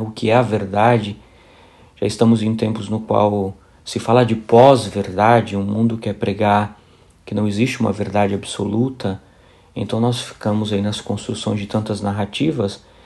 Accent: São Bernardo do Campo, São Paulo, Brazil; moved away as an adult; also born or lived in Paraíba, Brazil; now in Poznań, Poland; Nasci na Paraíba, sou paraibano de origem, vivi quase toda a minha vida em São Bernardo do Campo, em São Paulo.

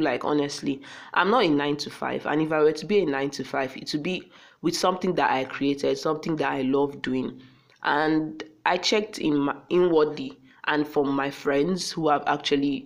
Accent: Akwa Ibom, Nigeria; I just sounded like a Yoruba person, and I'm from Akwa Ibom

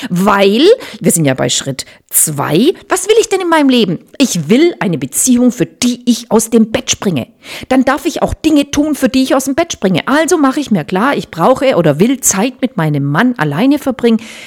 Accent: Germany; ich bin in Deutschland geboren

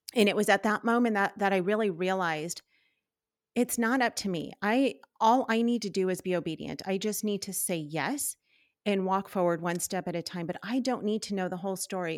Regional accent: Southern California, United States; moved away as an adult; our family, we're from California, from Southern California

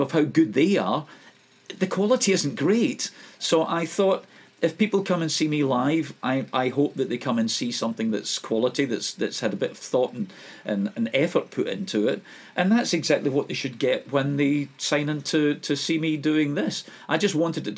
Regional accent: Scotland, United Kingdom; being a Scot

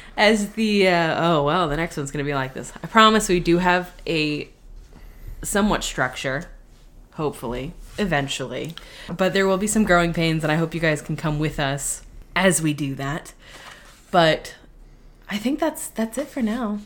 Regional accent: West Coast, United States; moved away; I grew up on the West Coast and was going to theme parks

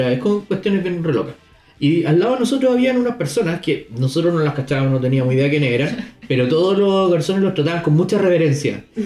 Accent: Chile

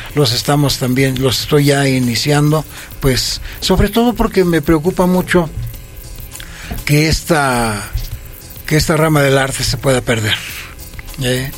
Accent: Toluca, State of Mexico, Mexico; also born or lived in Villa Victoria, State of Mexico; yo soy nativo del municipio de Villa Victoria. Sí. Y que me desarrollé a, partir de los cinco años hasta la fecha, en este pueblo que es tan, yo lo, lo quiero mucho, que se llama San Mateo Xochitlán

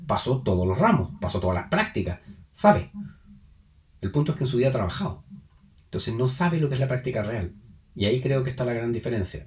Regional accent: Chile; soy un chileno común y corriente

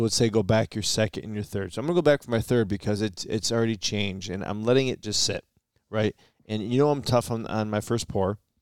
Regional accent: Michigan, United States; we're from Michigan

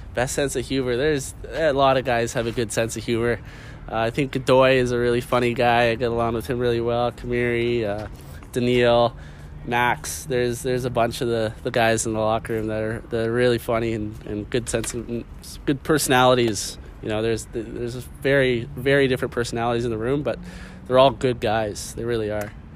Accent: Vancouver, British Columbia, Canada; I'm from Vancouver. This is my home

